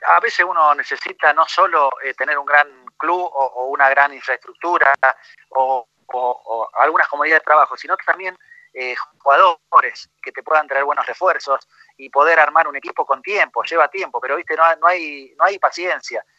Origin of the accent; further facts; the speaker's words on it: Argentina; moved away as an adult; also born or lived in Chile / Colombia / Mexico; nací en Argentina, me siento muy argentino